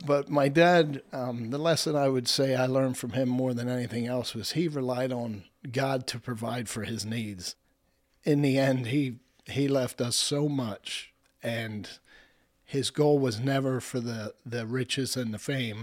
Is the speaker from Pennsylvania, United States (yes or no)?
yes; Lebanon, Pennsylvania, United States; I was raised in Lebanon